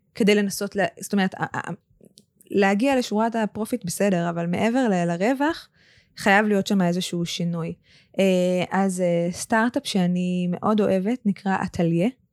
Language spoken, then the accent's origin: Hebrew; Israel; אנחנו כ, כישראלים